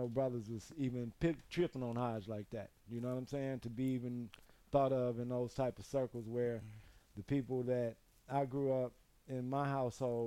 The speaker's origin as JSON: {"language": "English", "town": "Chicago", "region": "Illinois", "country": "United States", "said": "I'm from the Shy."}